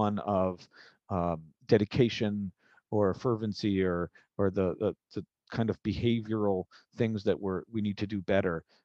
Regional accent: Milwaukee, Wisconsin, United States; I was born and raised in Milwaukee, Wisconsin

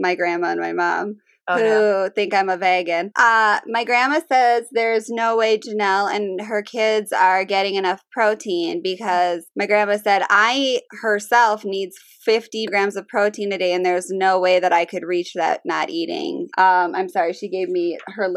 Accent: Midwest, United States; I grew up in the Midwest

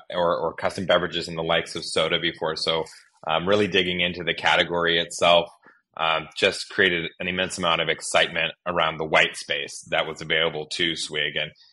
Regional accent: Pacific Northwest, United States; also born or lived in Northern California / Southern California; just to also kind of emphasize my own background, I'm from the West Coast.

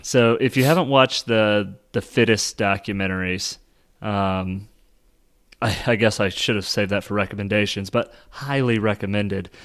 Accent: Kansas City, United States; I am from Kansas City

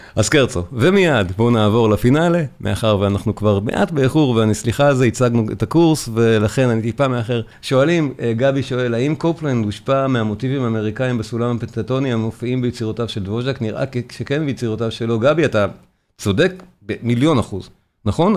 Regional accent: Israel

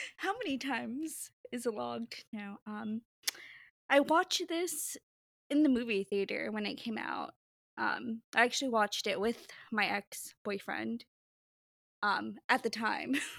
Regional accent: Pasadena, California, United States; now in New Jersey, United States; I grew up in Pasadena, California, so I would run around Los Angeles

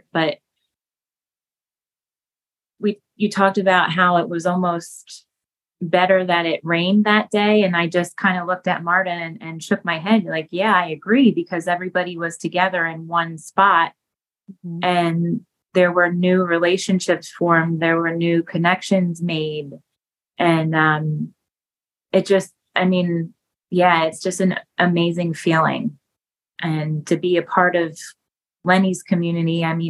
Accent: Pennsburg, Pennsylvania, United States; I was born and raised in Pennsburg

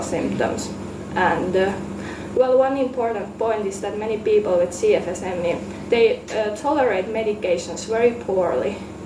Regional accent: Finland; now in Amsterdam, Netherlands; I'm from Finland, though I currently live in Amsterdam.

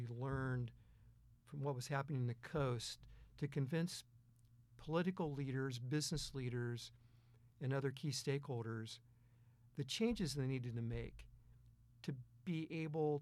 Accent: Lancaster, Ohio, United States; moved away as an adult; also born or lived in Omaha, Nebraska / Philadelphia / Baltimore / Jacksonville, Florida; I was born and raised outside of Columbus, Ohio, in a small town called Lancaster, Ohio.

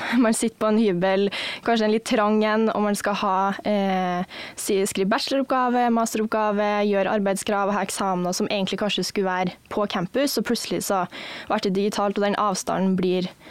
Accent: Ørland, Trøndelag, Norway; moved away as an adult; now in Kristiansand, Norway; jeg kommer fra Trøndelag, en plass som heter Ørland kommune

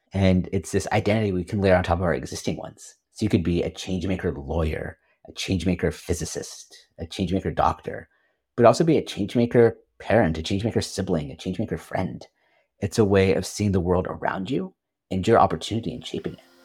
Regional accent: Silicon Valley Bay Area, California, United States; moved away as an adult; also born or lived in Washington, D.C.; I grew up in the Silicon Valley Bay Area, United States

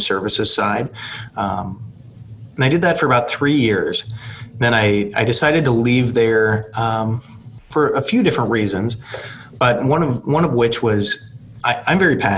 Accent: Aberdeen, South Dakota, United States; also born or lived in Hillsdale, Michigan / Washington, D.C.; Born and raised in Aberdeen

